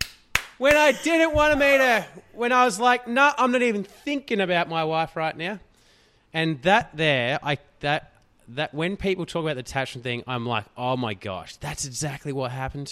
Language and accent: English; Australia; We're from Australia